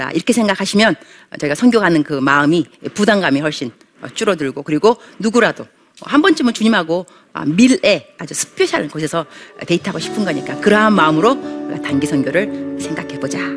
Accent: Bupyeong, Incheon, South Korea; 안녕하세요. 인천 부평에서 온

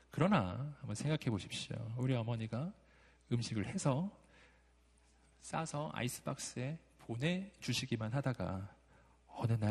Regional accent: Daegu, South Korea; also born or lived in Jeonju; 제가 대구 출신으로서 전주에서 한 3년 산 적이 있거든요.

